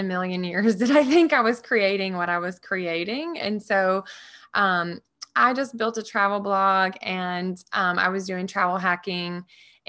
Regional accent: Orange, Texas, United States; moved away as an adult; now in San Diego, United States; I grew up in Orange, Texas, a small little town.

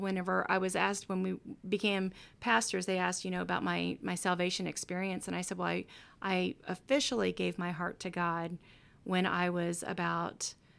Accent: Kansas City, Missouri, United States; I'm from Kansas City. So if you know, then you know.

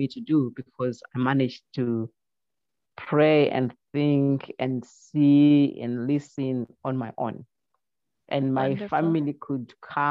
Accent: Zimbabwe; moved away; I come from Zimbabwe.

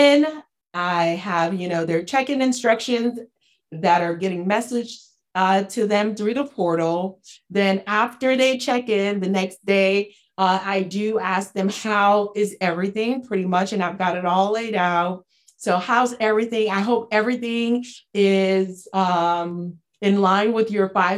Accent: Haiti; From the poorest country in the Western Hemisphere, I'm from Haiti.

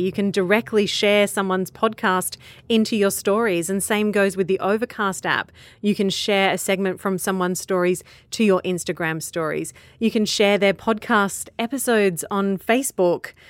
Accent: Australia; I'm an Australian and I exist in my little Australian bubble

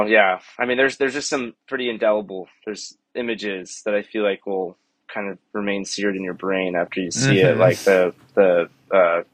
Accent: Weston, Florida, United States; I grew up in Weston, Florida, so kind of in between Miami and Fort Lauderdale

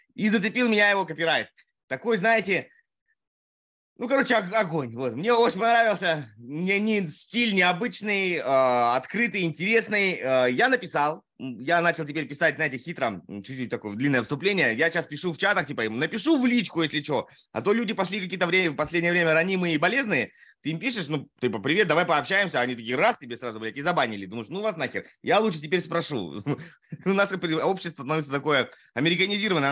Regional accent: Primorsky Krai, Russia; moved away as an adult; also born or lived in Saratov / Amur Oblast; я не родился на Дальнем Востоке, но с учетом того, что я переехал туда в 5 месяцев

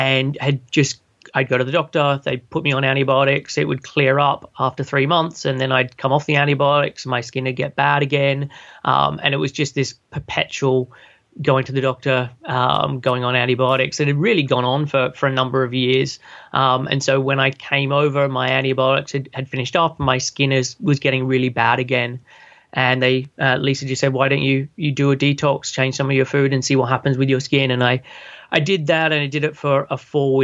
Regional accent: Sydney, New South Wales, Australia; moved away as an adult; now in United Kingdom; I'm originally from Sydney and moved over to the UK a bit over 13 and a half years ago.

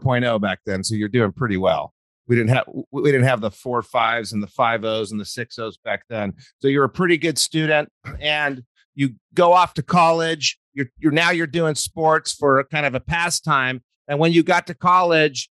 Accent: New Mexico, United States; I grew up in New Mexico.

